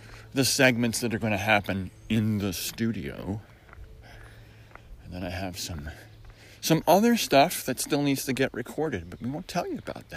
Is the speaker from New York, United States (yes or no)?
yes; Syracuse, New York, United States; moved away; I grew up in Syracuse, New York, in a place that rivals Seattle for clouds